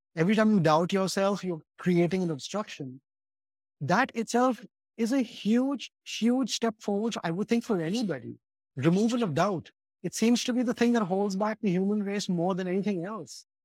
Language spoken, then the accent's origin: English; Mumbai, Maharashtra, India; somebody who is a very westernized Indian, that's, that's who I am. I grew up in Bombay